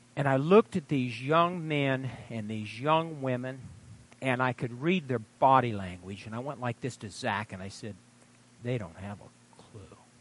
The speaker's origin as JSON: {"language": "English", "town": "Fairbury", "region": "Nebraska", "country": "United States", "tie": "born or raised there", "said": "I graduated from junior college in my hometown of Fairbury."}